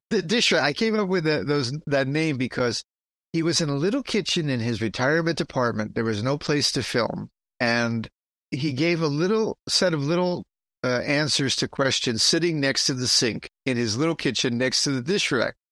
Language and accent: English; New York City, New York, United States; I'm from the Bronx. That's how we pronounce it.